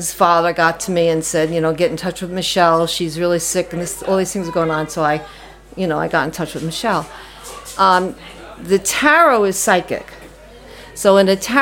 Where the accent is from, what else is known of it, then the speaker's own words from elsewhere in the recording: New York City, New York, United States; accent: New York; moved away as an adult; now in Dingle, Ireland; I'm from New York City, and I did a lot of readings there